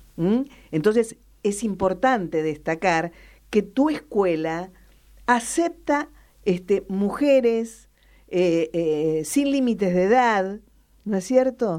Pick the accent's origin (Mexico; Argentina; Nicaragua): Argentina; La Pampa; de dónde somos, de La Pampa